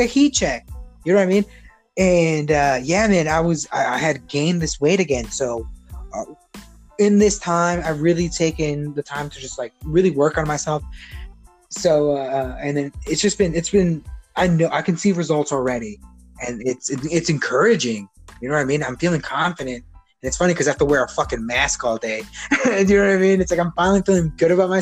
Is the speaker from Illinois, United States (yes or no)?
yes; Chicago, Illinois, United States; Growing up in Chicago